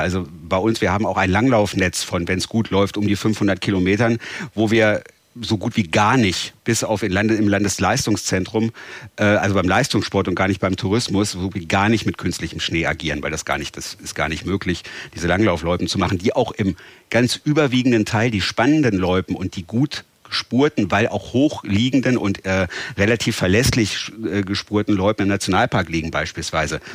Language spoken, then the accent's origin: German; Northern Germany, Germany; für uns als Norddeutsche